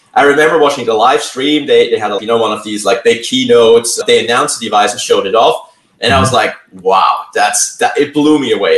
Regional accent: Switzerland; now in Santa Clara, United States; originally from Switzerland. Now I'm calling in from the San Francisco Bay Area. Live mm-hmm. now in Santa Clara, or have been for a few years

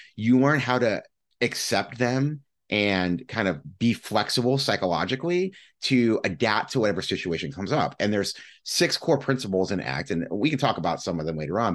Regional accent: Midwest, United States; also born or lived in Cleveland, Ohio; I'm a Midwesterner and I, have been here for a good chunk of my life

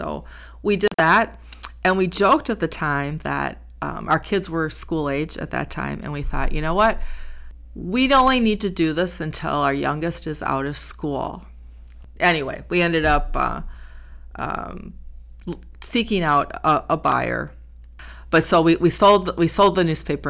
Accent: Racine, Wisconsin, United States; also born or lived in Milwaukee / East Troy; I was raised in Racine.

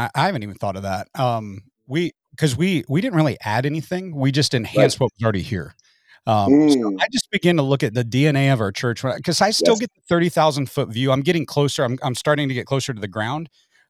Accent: Midwest, United States; I came from the Midwest to the Southwest.

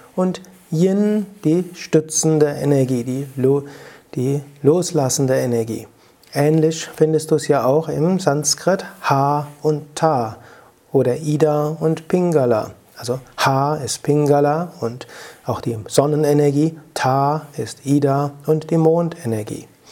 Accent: Rhenish Hesse, Rhineland-Palatinate, Germany; accent: Rheinhessisch; Mein Akzent, man hört das Rheinhessische raus

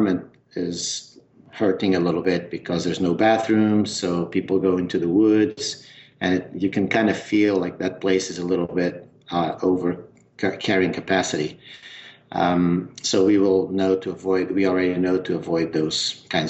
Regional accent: Trás-os-Montes, northern Portugal, Portugal; accent: northern mountain accent; moved away as an adult; also born or lived in Lisbon; I'm from the north of Portugal. My home province is called Trás os Montes

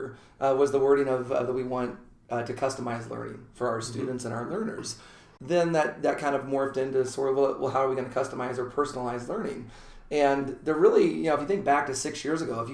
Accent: Omaha, Nebraska, United States; I'm from the Omaha area. I graduated just down the street in Ralston

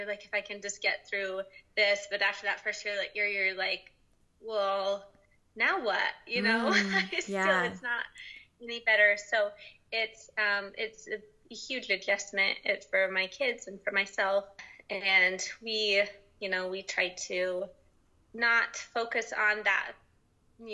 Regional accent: Utah, United States; I grew up in Utah. I still live in Utah

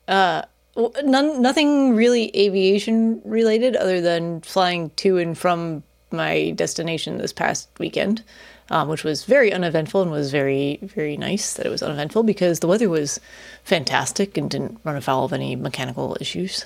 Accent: Chicago, Illinois, United States; it's my hometown

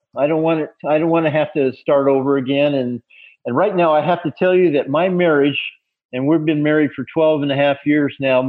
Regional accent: Colorado, United States; now in South Carolina, United States; When we first were married, I was from Colorado and she was from Maine.

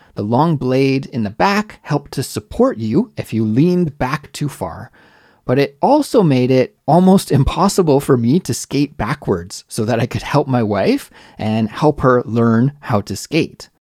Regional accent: Canada; moved away as an adult; now in Seoul, South Korea; Growing up in Canada

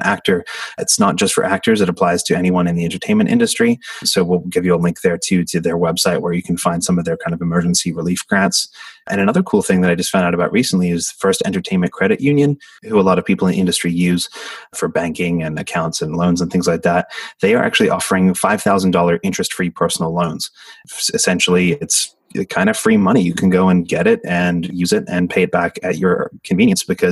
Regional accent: Australia; now in United States; back in my home country of Australia

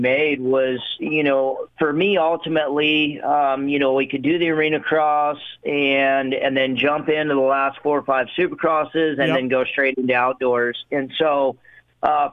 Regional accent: Ohio, United States; growing up in Ohio

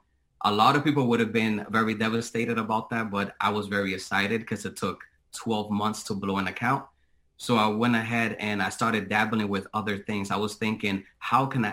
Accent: Boston, Massachusetts, United States; now in Tampa, United States; I currently reside in Tampa, Florida. However, I am originally from Boston, Massachusetts.

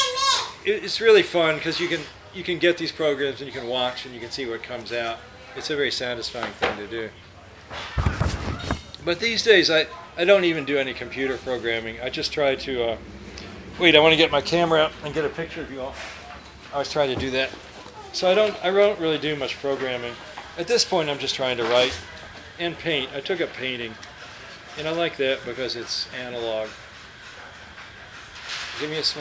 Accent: Louisville, Kentucky, United States; moved away as an adult; now in California, United States; I grew up in Louisville. It actually was a suburb of Louisville, St. Matthews, near Harrods Creek. And I lived there until I went to college when I was 18

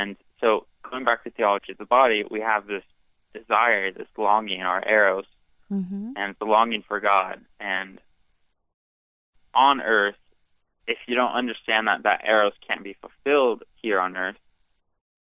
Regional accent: Fresno, California, United States; I am from Fresno, California

